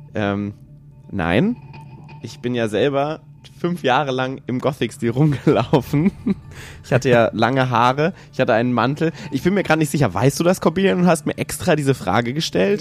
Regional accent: Kassel, Hesse, Germany; moved away; ich komme ursprünglich aus Kassel

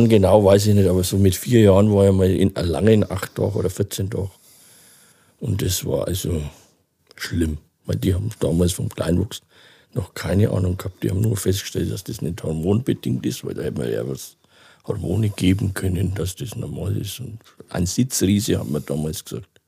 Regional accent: Feucht, Bavaria, Germany; Bei Nürnberg, ja. Bei Nürnberg.

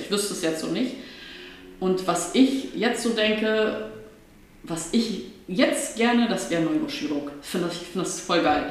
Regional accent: Osnabrück area, Lower Saxony, Germany; ich komme aus dem Rahmenschluss und dann mussten wir dreimal die Woche in Osnabrück zur portugiesischen Schule

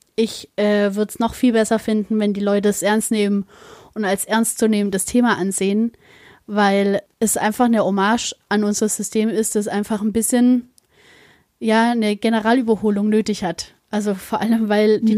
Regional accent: Germany; bei uns in Deutschland

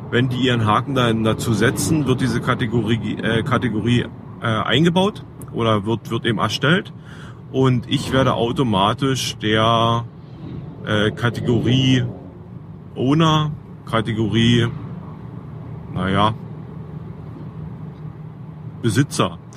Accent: Cottbus, Brandenburg, Germany; Ich habe äh, vom ursprünglich, also bin ich aus Cottbus, äh, berühmtes oder ein sehr, sehr berühmtes Wahrzeichen von Cottbus ist der Post, Cottbuser Postkutscher über die Grenzen berühmt.

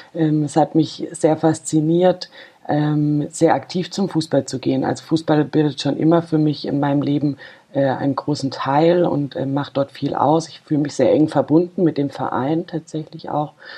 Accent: Freiburg, Baden-Württemberg, Germany; ich komme aus Freiburg, bin da auch geboren

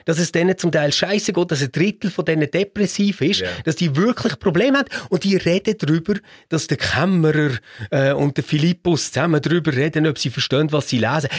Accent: Switzerland; bei uns in der Schweiz

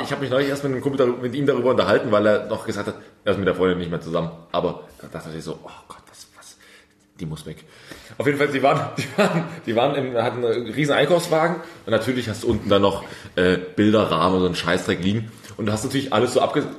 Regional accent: Saxony, Germany; Ich komme ähm, aus Sachsen, aus dem Osten

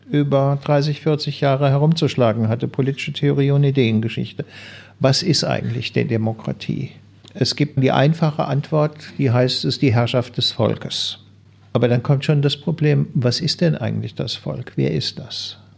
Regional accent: Bremen, Germany; würde ich als Bremer durchaus tun

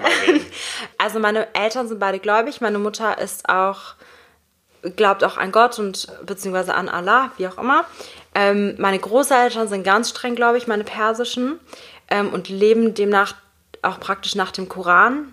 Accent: Germany; ich bin praktisch in Deutschland aufgewachsen

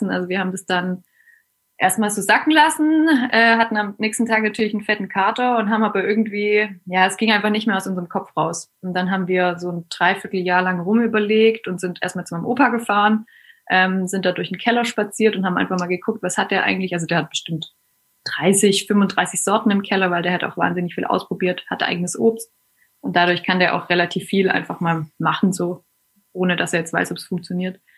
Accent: Baden-Württemberg, Germany; Eigentlich komme ich nicht aus Stuttgart, eigentlich komme ich aus äh, Hohenlohe. Ich bin so ein richtiges Landei. So. Ähm, ich komme aus einem Kaff mit fünf Häusern.

